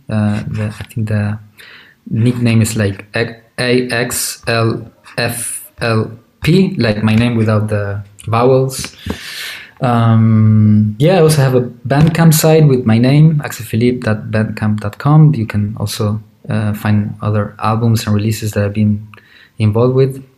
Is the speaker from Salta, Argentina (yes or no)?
no; Córdoba, Argentina; moved away as an adult; also born or lived in Buenos Aires, Argentina; now in Berlin, Germany; I'm originally from Cordoba that it's uh, it's not the main city in Argentina